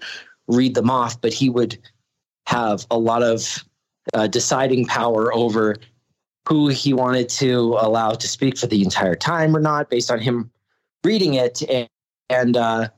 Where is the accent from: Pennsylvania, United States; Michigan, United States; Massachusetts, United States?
Massachusetts, United States; now in New Mexico, United States; I'm from Massachusetts originally